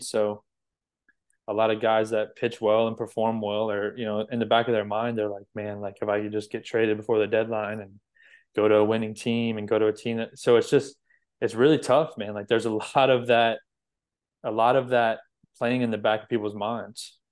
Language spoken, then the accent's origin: English; Florida, United States; I was from Florida